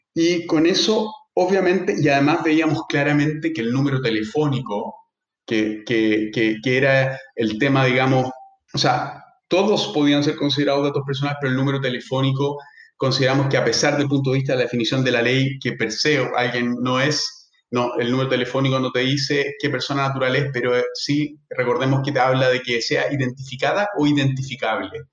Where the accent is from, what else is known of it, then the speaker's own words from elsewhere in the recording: Chile; nosotros como chilenos y, abogados